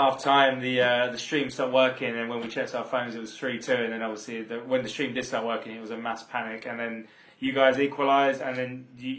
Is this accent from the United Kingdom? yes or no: yes; Brentwood, East of England, United Kingdom; also born or lived in Harold Wood; now in London, United Kingdom; So I grew up in Shenfield, Brentwood. Born in Harold Wood, which is closer to London.